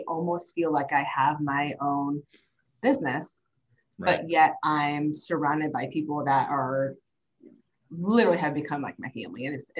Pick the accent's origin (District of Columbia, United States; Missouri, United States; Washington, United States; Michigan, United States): Missouri, United States; St. Louis; I grew up in St. Louis.